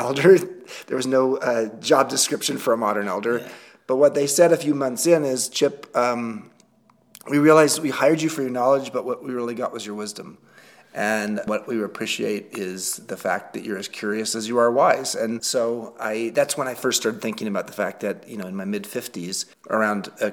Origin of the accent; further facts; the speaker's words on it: Long Beach, California, United States; moved away as an adult; now in Galisteo, United States; I grew up in Southern California in a place called Long Beach